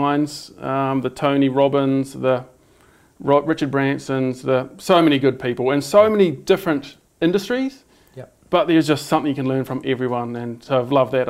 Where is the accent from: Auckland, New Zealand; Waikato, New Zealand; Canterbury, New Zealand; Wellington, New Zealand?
Waikato, New Zealand; Te Awamutu; I grew up in Te Awamutu, mm-hmm. in the Waikato, on a dairy farm